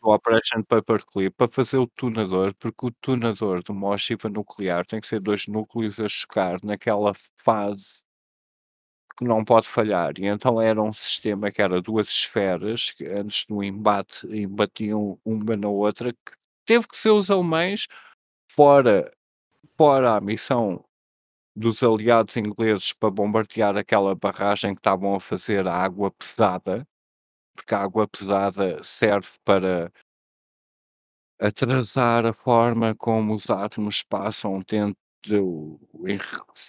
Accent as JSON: {"language": "Portuguese", "country": "Portugal", "said": "nós portugueses"}